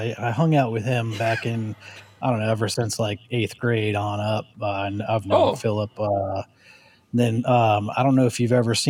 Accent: Chicopee, Massachusetts, United States; I grew up in Chicopee, Massachusetts.

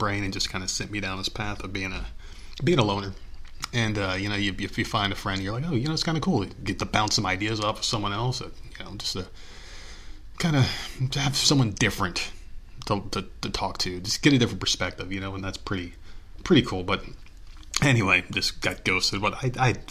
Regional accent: United States; I've been an American my whole life. I was born here

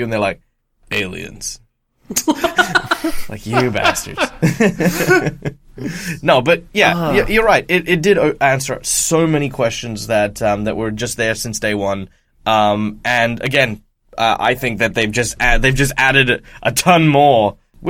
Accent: Australia; as an Australian

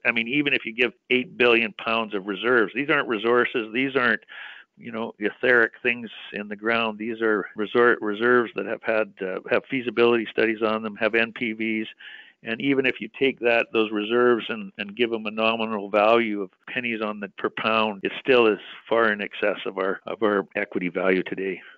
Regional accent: British Columbia, Canada; I'm a British Columbia boy.

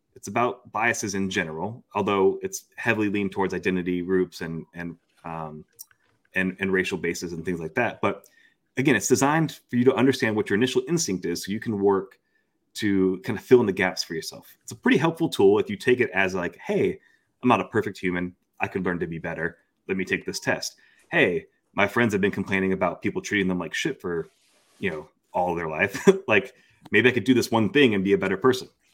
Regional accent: Florida, United States; moved away; also born or lived in Daunte Culpepper's hometown (Ocala, Florida); I'm actually nearing as much time out of Florida as I spent in Florida. So, um, I'm, I'm so close to being able to not, not say I'm from Florida anymore

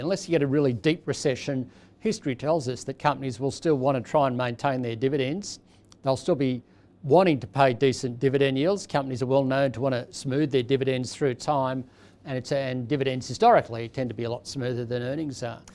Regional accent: Australia; as an Australian

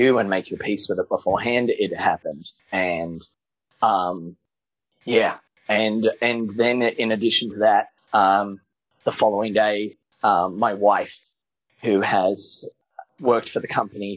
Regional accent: New South Wales, Australia; I have really cool memories, don't get me wrong, of growing up in Australia, but I grew up in a small country town 5 hours west of Sydney.

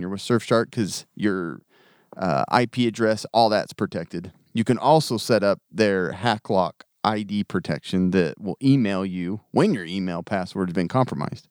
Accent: United States; I grew up in America.

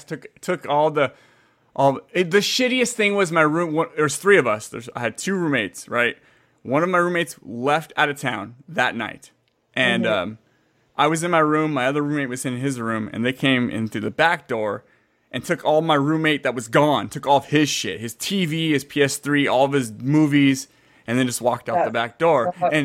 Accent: San Jose, California, United States; moved away as an adult; now in Fresno, United States; I was actually born and raised in San Jose, Santa Clara, Bay Area, San Francisco up there.

